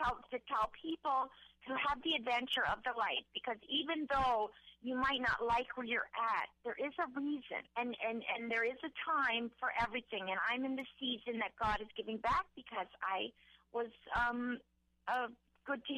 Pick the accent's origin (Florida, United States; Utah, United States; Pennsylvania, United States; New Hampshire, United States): Florida, United States; Pensacola; accent: New Jersey Southern; moved away as an adult; also born or lived in New Jersey / Los Angeles; now in Ohio, United States; I have like a New Jersey Southern. I was raised in Pensacola, but born in New Jersey.